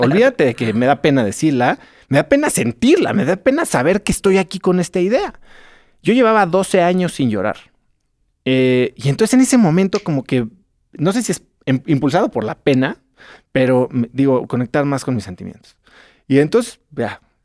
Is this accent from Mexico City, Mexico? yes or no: yes; Mexico City, Mexico; yo vengo de la Ciudad de México